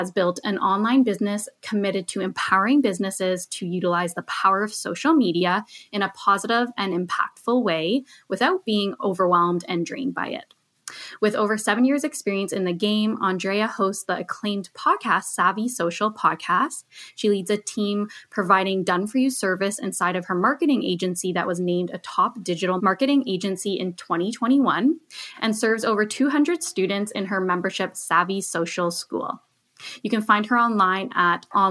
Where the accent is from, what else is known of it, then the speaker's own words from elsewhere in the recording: just outside of Toronto, Ontario, Canada; I grew up just outside of Toronto.